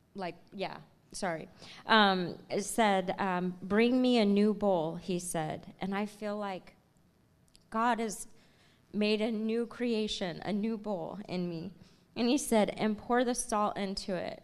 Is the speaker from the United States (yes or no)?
yes; Tacoma, Washington, United States; I'm here from Tacoma, Washington, born and raised.